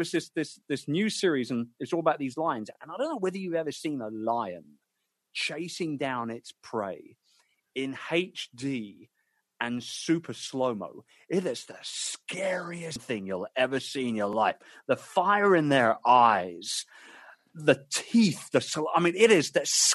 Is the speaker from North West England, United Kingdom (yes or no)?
no; London, United Kingdom; my hometown of London